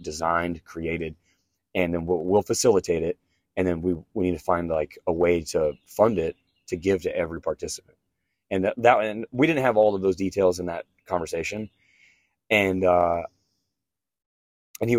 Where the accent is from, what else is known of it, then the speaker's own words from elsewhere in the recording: Kansas, United States; now in Stillwater, United States; I'm from Kansas